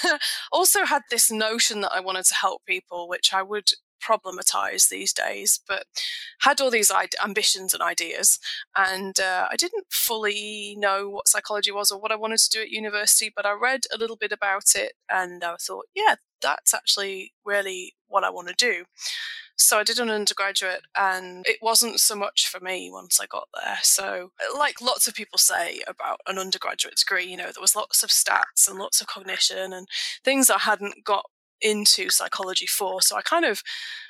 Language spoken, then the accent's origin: English; England, United Kingdom; also born or lived in Scotland; now in Wagga Wagga, Australia; I'm actually from England originally.